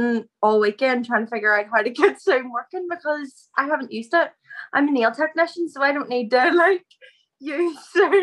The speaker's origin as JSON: {"language": "English", "area": "outside Lurgan", "region": "Northern Ireland", "country": "United Kingdom", "said": "I'm from Abergallen, so it's just outside Largan"}